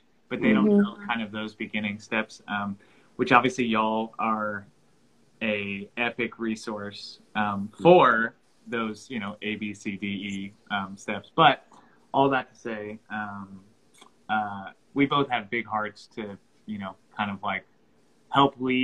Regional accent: North Carolina, United States; now in Franklin, United States; I'm originally from North Carolina

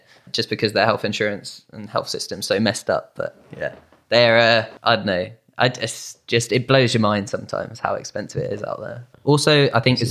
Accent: United Kingdom; We're British.

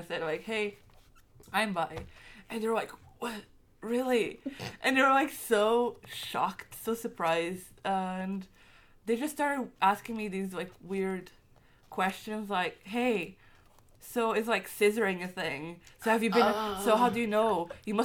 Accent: Portugal; I'm from Portugal, and my country's very Catholic

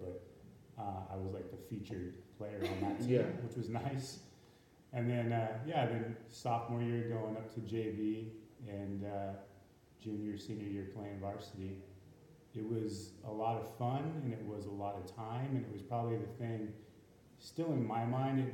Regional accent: Santa Cruz County, California, United States; most of us, we're from Santa Cruz County

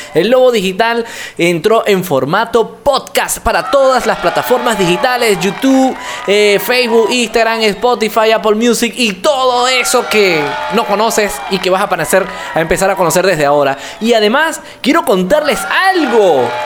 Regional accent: Venezuela; now in Yopal, Colombia; mi persona eh, es del vecino país, Venezuela

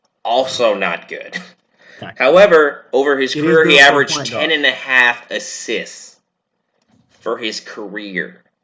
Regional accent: Spokane, Washington, United States; He was born in my hometown of Spokane, Washington. We were born same city.

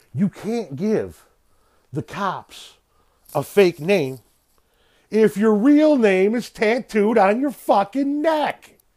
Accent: Illinois, United States; from my home state of Illinois. And actually not too far away from where I live.

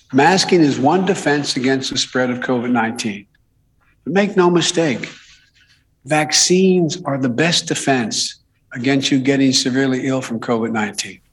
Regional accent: Delaware, United States; my home state of Delaware, where I live in Newcastle County

